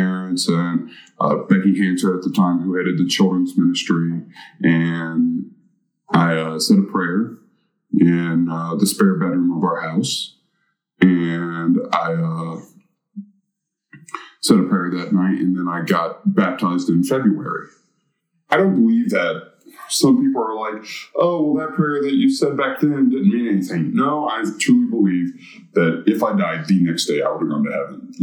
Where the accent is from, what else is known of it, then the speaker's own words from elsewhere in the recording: Chattanooga, Tennessee, United States; also born or lived in North Carolina; I claim Chattanooga as my hometown